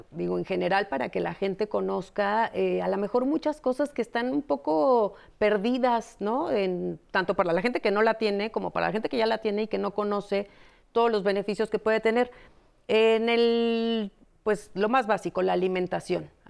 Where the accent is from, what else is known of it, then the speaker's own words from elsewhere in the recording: Mexico; todos como ciudadanos mexicanos finalmente tenemos como este derecho de acudir a ciertas